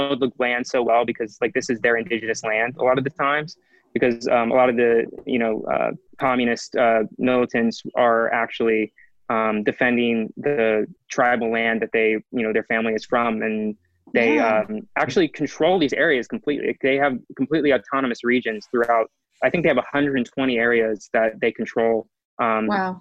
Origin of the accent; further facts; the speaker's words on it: South Carolina, United States; I'm from South Carolina